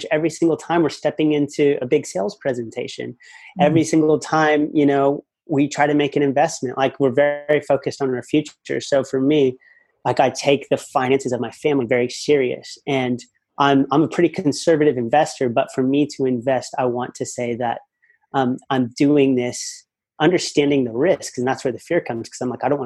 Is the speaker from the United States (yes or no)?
yes; United States; moved away as an adult; now in Australia; I have a great family back at home in the States. And I could have easily gone into a bit of the family business and done well there and been comfortable living in my hometown